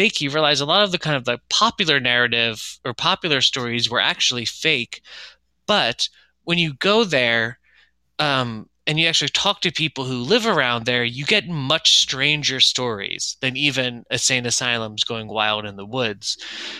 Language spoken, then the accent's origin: English; Chester County, Pennsylvania, United States; back where I grew up in Chester County